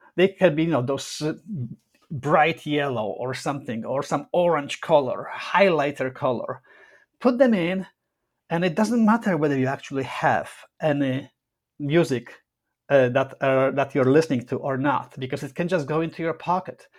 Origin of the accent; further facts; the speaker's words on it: Poland; also born or lived in Rome, Italy; now in Toronto, Canada; My family lives in Poland. I'm Polish